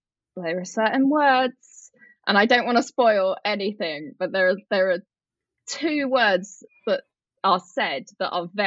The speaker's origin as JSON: {"language": "English", "country": "United Kingdom"}